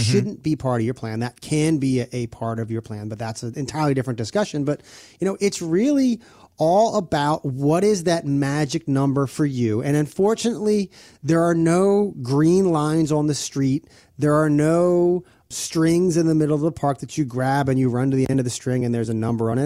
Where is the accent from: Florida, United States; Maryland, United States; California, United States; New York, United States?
Maryland, United States; I'm from Maryland, born and raised